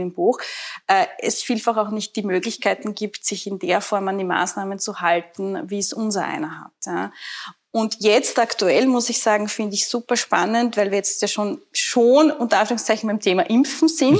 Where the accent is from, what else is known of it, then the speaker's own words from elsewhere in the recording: Burgenland, Austria; ich selber bin ja Burgenländerin